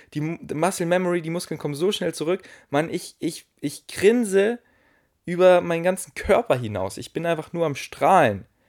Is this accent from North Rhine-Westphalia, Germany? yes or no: no; Munich, Bavaria, Germany; Ich war hier in München, wo ich groß geworden bin